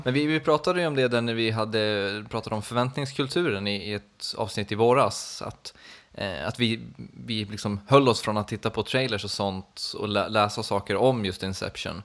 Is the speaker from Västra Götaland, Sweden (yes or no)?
no; Borlänge, Dalarna County, Sweden; moved away; varit hemma på Peace and Love i Borlänge